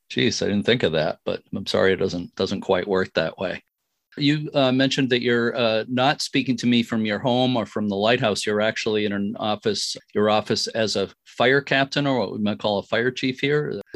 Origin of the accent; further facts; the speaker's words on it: Lynn, Massachusetts, United States; Yeah, I grew up in Lynn, Massachusetts, right next to Marblehead.